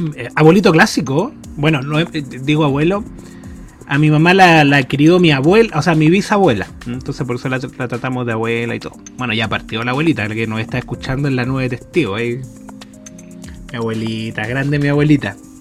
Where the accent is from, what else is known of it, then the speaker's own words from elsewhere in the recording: Chile; yo nací en Chile